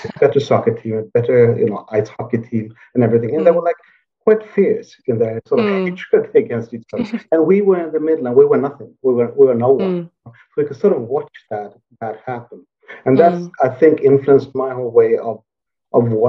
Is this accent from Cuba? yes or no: no; Sweden; I grew up in the Swedish countryside